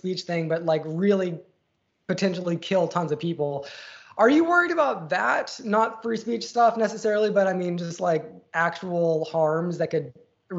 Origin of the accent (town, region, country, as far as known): United States